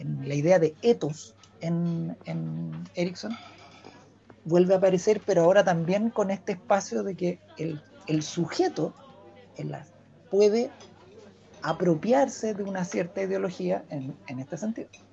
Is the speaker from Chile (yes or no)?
yes; Chile; los, chilenos somos aperrados, somos solidarios